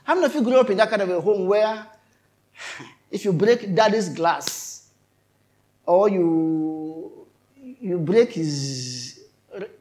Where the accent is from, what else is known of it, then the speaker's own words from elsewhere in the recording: Kogi, Nigeria; we are all from Kogi State